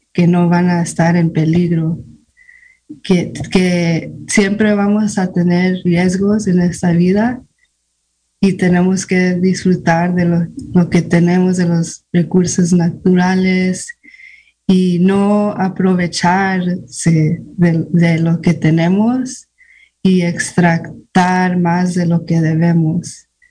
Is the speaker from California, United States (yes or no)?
yes; Fort Bragg, California, United States; also born or lived in Guadalajara, Jalisco, Mexico; yo nací en Guadalajara, Jalisco, México, pero me trajeron aquí a Fort Prague, California, cuando tenía 11 meses. Entonces me crecí aquí casi toda mi vida